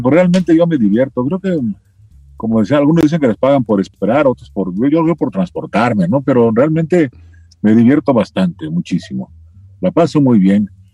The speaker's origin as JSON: {"language": "Spanish", "region": "Mexico City", "country": "Mexico", "tie": "born or raised there", "also_born_or_lived": "Chilpancingo, Guerrero", "accent": "chilango", "said": "nací en Chilpancingo, Guerrero. Ah, pero vivo paisano. En vivo en la Ciudad de México desde los cuatro años, ¿sí? O sea que soy más chilango"}